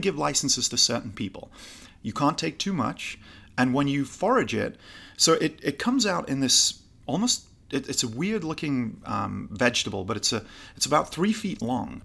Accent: Newcastle upon Tyne, North East England, United Kingdom; also born or lived in California; now in Los Angeles, United States; originally from Newcastle, just below Scotland

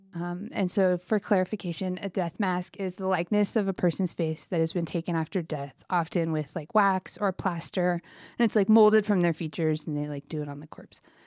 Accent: United States; I'm very American

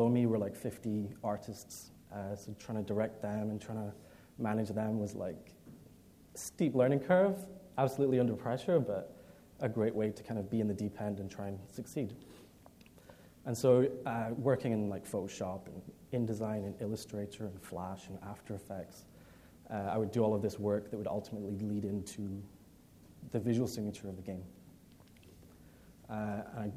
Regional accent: Edinburgh, Scotland, United Kingdom; I'm from Scotland. Grew up in Edinburgh, spent pretty much all my life there, despite my accent.

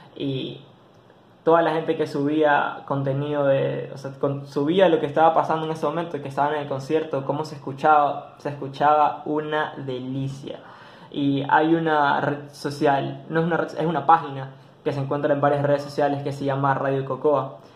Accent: Ecuador

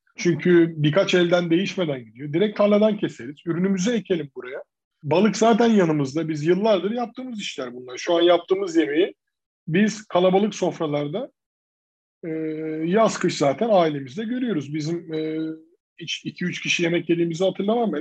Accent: İzmir, Turkey; Ben de bunun içine doğdum 3 yaşındayken. E, ve hep burada büyüdük

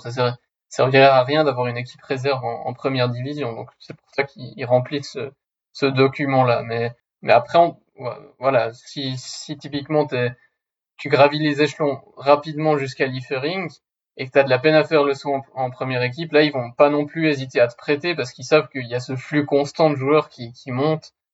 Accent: Switzerland; je suis suisse

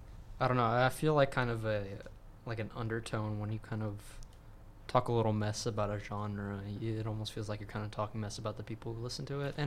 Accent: Texas, United States; And when you're growing up in Central Texas, country's on the radio 24/7.

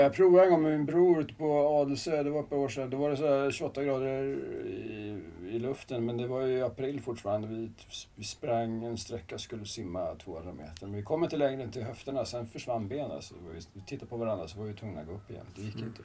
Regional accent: Salem, Stockholm County, Sweden; also born or lived in Kungsholmen, Stockholm / Södertälje; född på Kungsholmen, eh, bodde ett par år i stan, sen så Salem, Rönning där ute. Gick gymnasiet

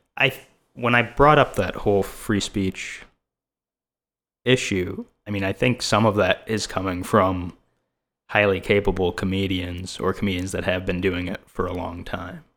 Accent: India; now in Los Angeles, United States; another Indian comedian

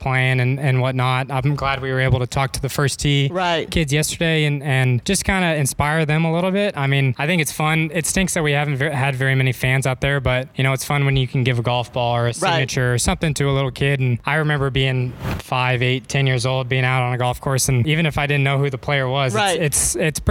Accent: Edmond, Oklahoma, United States; moved away as an adult; now in Dallas, United States; I'm from Edmond, Oklahoma. Grew up there

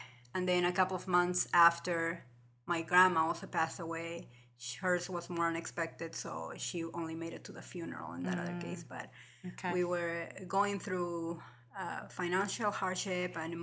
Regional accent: Lima, Peru; moved away as an adult; also born or lived in Des Moines, Iowa; now in Ames, United States; from Lima, Peru. I was born and raised there. And I came here to the U.S. almost like 13 years ago in 2003.

